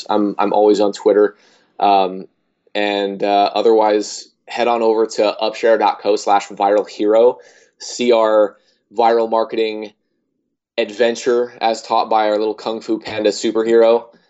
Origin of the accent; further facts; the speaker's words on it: Iowa, United States; I mean, I grew up in Iowa, so there was very few people there